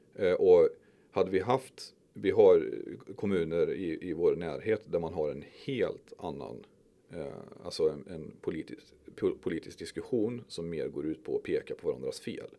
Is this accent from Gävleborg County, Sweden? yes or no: no; Skövde, Västra Götaland, Sweden; also born or lived in Stöpen; Jag är uppväxt i Timmerstad och Berg